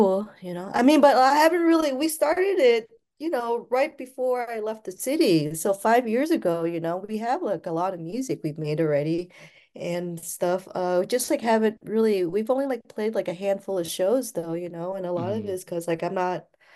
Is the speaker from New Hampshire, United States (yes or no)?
no; Cleveland, Ohio, United States; also born or lived in Pulau Bidong, Malaysia; I was from Cleveland